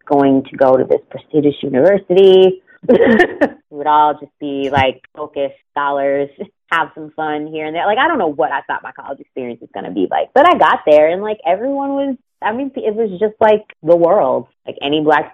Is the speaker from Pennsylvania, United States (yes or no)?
yes; Pittsburgh, Pennsylvania, United States; moved away as an adult; also born or lived in Florida; growing up in Pittsburgh